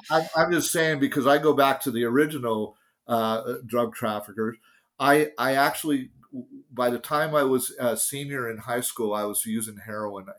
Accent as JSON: {"language": "English", "town": "San Francisco", "region": "California", "country": "United States", "tie": "born or raised there", "said": "I grew up in San Francisco"}